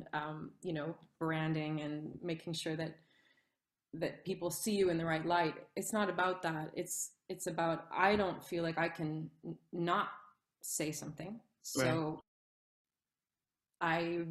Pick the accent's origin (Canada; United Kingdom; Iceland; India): Canada; Ottawa, Ontario; moved away as an adult; now in Europe; my hometown in Ottawa, Canada